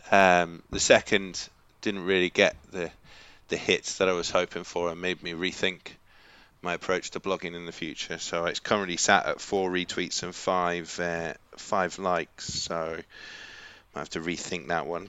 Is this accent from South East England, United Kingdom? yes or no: yes; Kent, South East England, United Kingdom; I'm working class from Kent